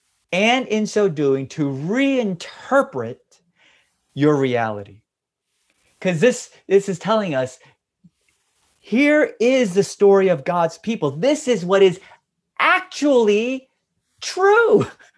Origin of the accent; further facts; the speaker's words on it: United States; It's not my experience. I grew up in America where we've enjoyed religious freedom and we've never been persecuted here.